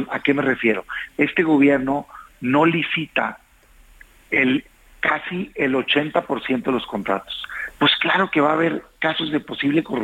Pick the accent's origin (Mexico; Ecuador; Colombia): Mexico; Yo lo digo como mexicano